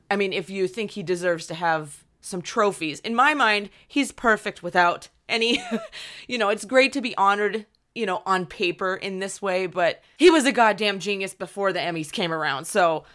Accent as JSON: {"language": "English", "town": "Pittsburgh", "region": "Pennsylvania", "country": "United States", "tie": "born or raised there", "said": "we're hometown buddies. We're Penguins fans 'cause we're both from the Pittsburgh area."}